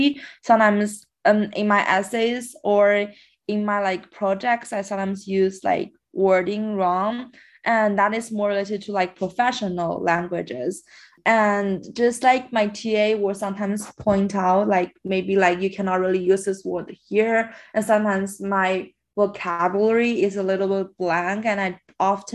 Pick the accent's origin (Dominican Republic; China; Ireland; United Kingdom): China; first language Chinese; English is a second language; moved away as an adult; now in Canada; I actually grew up in China. And before I just like use Chinese as my first language to communicate. After I moved here for university, English become the main language I use.